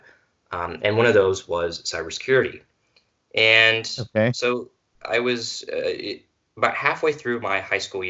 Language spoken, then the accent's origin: English; Missouri, United States; I am from Missouri. I'm about 2 hours north of the university.